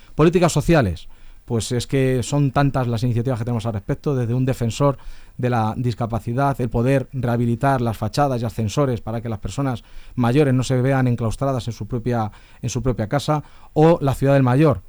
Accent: Leganés, Community of Madrid, Spain; soy vecino de Leganés, vivo en San Nicasio, me he criado en las batallas

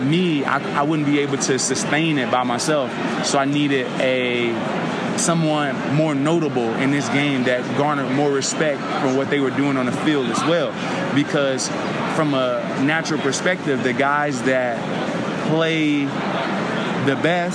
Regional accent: Chicago, Illinois, United States; I'm from Southside Chicago, right in the middle of gang territory

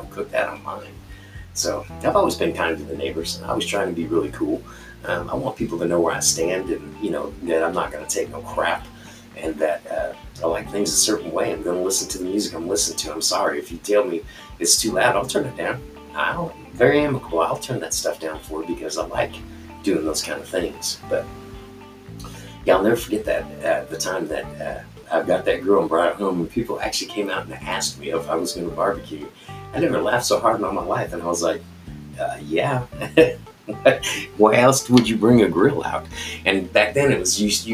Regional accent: United States; I'm an American

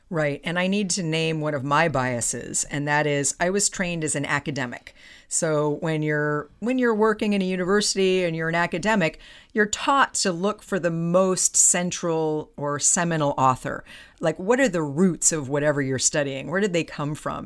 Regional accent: Palo Alto, California, United States; my hometown of Palo Alto

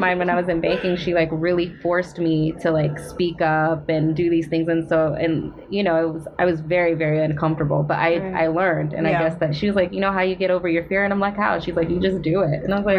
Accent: Long Beach, California, United States; English is a second language; also born or lived in Philippines / Inland Empire, California / Los Angeles area; So I was born in the Philippines, and my family actually migrated here when I was four. Pretty much all my life. I lived, and then we actually lived in Long Beach, and then from Long Beach I like moved into or went to the Inland Empire, which is like Timbuktu.

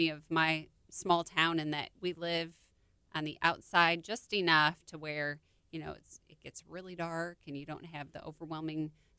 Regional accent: Illinois, United States; I'm from Illinois.

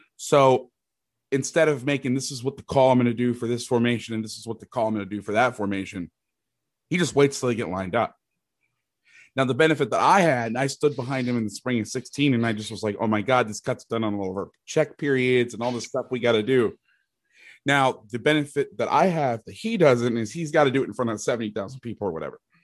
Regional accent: Orlando, Florida, United States; moved away as an adult; also born or lived in Bay Area, California / Jackson, Mississippi / Fresno, California; I'm from Orlando, Florida. I'm actually living in the house that I, I grew up

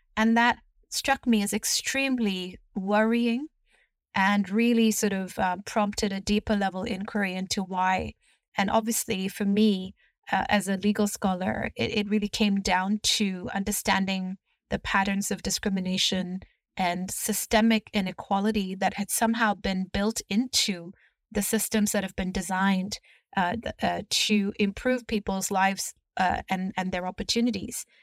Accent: Hong Kong; also born or lived in United Kingdom / United States; I grew up right here in Hong Kong and went through the school system here.

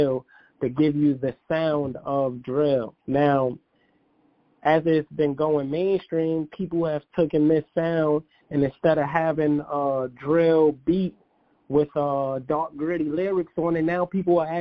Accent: New York City, New York, United States; my hometown of Brooklyn, New York

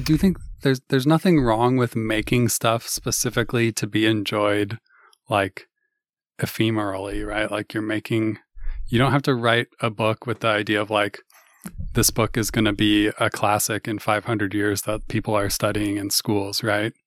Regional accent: Kirkland, Washington, United States; born or raised there

